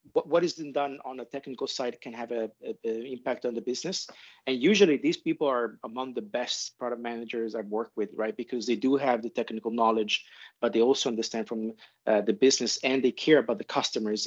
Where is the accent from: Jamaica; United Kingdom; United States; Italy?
Italy; moved away; also born or lived in Europe / Asia; I'm originally from Italy. I spent my life and work between Europe and Asia.